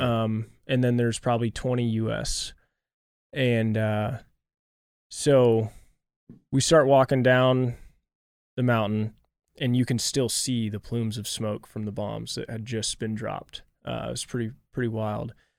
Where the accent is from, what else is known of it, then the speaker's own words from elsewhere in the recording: Kansas City, Missouri, United States; growing up in Kansas City, just right down the road from you guys